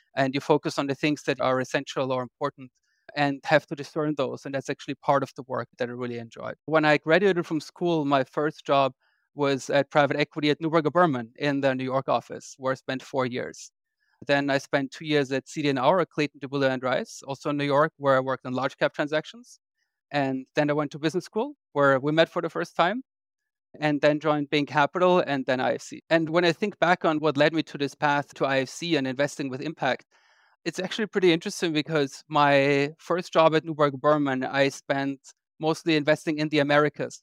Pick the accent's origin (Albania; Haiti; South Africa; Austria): Austria; Vienna; moved away as an adult; also born or lived in London, United Kingdom; now in United States; I grew up in Austria. I'm actually Austrian. I grew up in Vienna